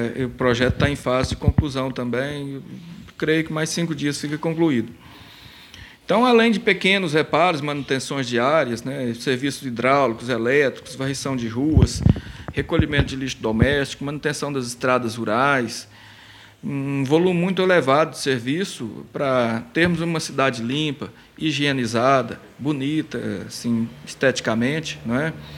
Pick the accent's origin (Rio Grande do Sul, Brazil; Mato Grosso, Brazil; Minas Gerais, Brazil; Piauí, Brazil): Minas Gerais, Brazil; São Gonçalo do Abaeté; moved away as an adult; now in Rio Paranaíba, Brazil; eu sou de São Gonçalo do Baeté, mas em Rio Paranaíba eu estou há, há 16 anos.